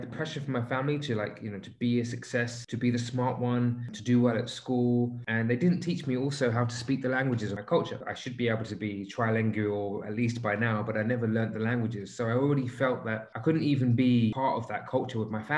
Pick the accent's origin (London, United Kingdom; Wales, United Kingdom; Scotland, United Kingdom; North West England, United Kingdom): London, United Kingdom; moved away as an adult; now in United Arab Emirates; I've grown up in London and I've pretty much lived the typical lifestyle